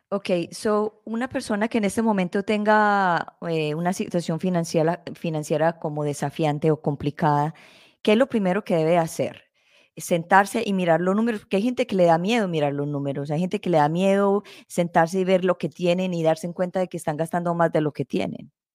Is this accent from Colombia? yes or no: yes; Colombia; nosotros somos colombianos